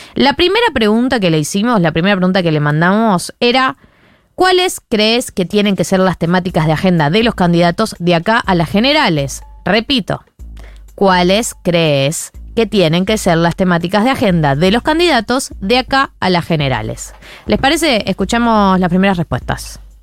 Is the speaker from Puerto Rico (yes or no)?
no; Argentina; Yo me siento muy argentina